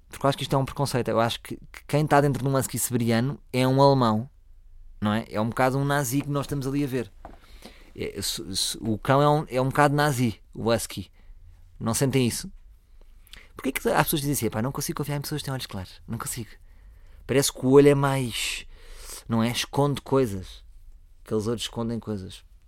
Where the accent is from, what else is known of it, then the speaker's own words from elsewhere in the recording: Lisbon, Portugal; eu sou de Lisboa, portanto, eu tenho muito mais ADN de Lisboa.